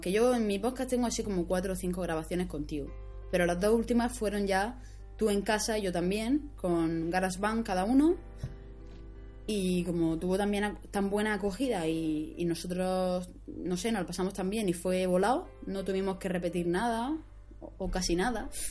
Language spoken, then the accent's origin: Spanish; Alcantarilla, Region of Murcia, Spain; aquí a Alcantarilla, a mi pueblo